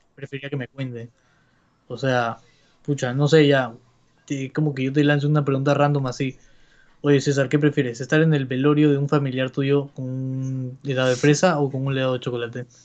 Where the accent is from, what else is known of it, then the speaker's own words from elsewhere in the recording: Peru; somos peruanos